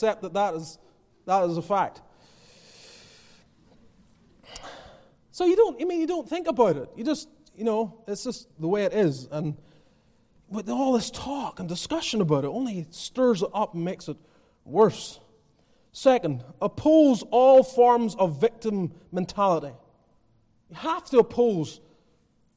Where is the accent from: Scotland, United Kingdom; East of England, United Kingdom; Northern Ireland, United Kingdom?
Northern Ireland, United Kingdom; now in United States; I come from Northern Ireland.